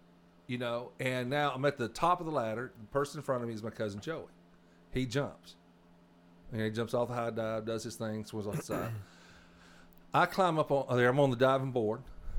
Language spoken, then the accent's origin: English; Arkansas, United States; And I was raised 15 miles from Louisiana, and that's where my accent is the way it is.